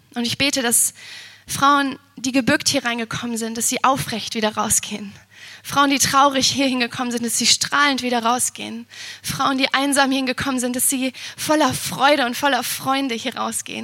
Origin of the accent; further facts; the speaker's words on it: Siegen, North Rhine-Westphalia, Germany; now in Potsdam, Germany; ich bin in Siegen geboren